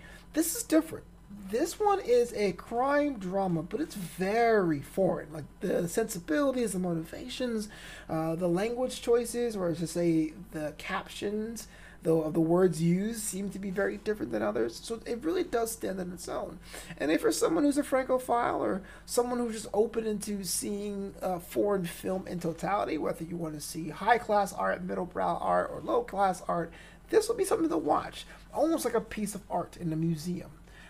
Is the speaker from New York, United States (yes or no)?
yes; New York, United States; But I'm from New York, so I always call it The Bronx.